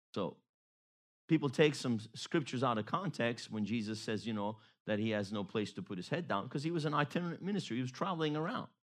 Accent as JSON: {"language": "English", "town": "Baton Rouge", "region": "Louisiana", "country": "United States", "tie": "born or raised there", "said": "growing up in Louisiana, went to high school in the Baton Rouge area"}